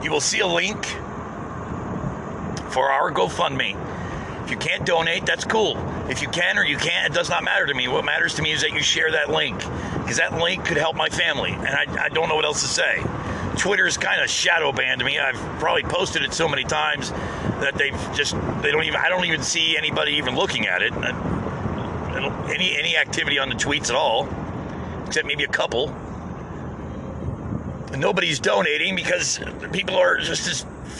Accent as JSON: {"language": "English", "country": "United States", "said": "as an American"}